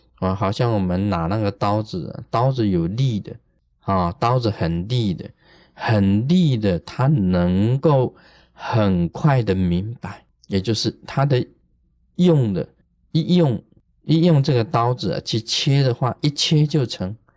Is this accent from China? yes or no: no; Taiwan; 我们台湾话有讲一句话